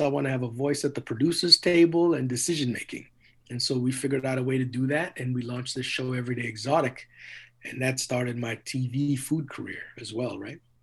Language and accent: English; Edmonton, Alberta, Canada; also born or lived in Trinidad; I grew up in Edmonton, Alberta